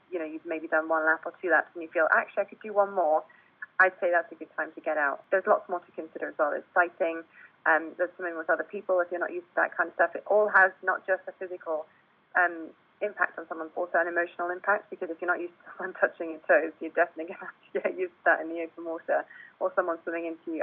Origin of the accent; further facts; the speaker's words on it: South Africa; now in United Kingdom; I was born and brought up in South Africa.